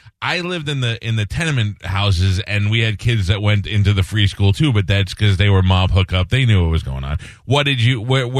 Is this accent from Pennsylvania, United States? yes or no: no; New York City, New York, United States; I grew up in Newdorp